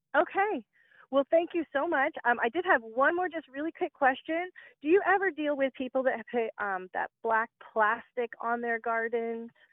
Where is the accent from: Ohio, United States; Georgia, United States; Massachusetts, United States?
Georgia, United States; Warner Robins; born or raised there; now in Indiana, United States